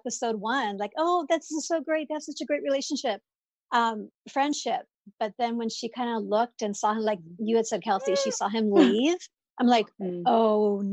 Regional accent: San Francisco, California, United States; And I grew up, I'm from San Francisco, and I grew up in the city

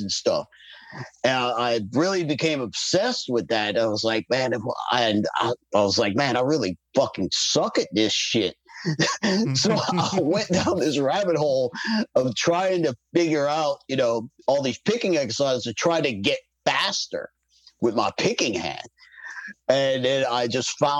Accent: New Orleans, Louisiana, United States; I'm from New Orleans

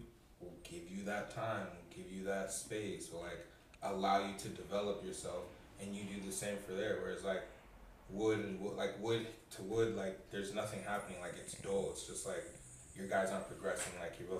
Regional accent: Nigeria; I'm Nigerian

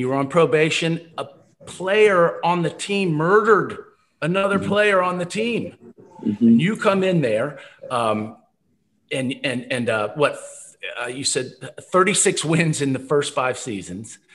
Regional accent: Lexington, Kentucky, United States; now in Austin, United States; I'm from Lexington with Rex, so grew up Kentucky fan

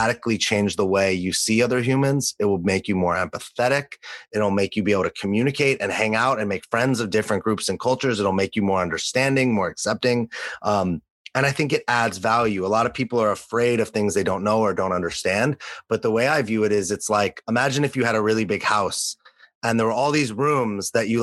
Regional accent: Los Angeles, California, United States; also born or lived in New York City; now in San Diego, United States; growing up in Los Angeles

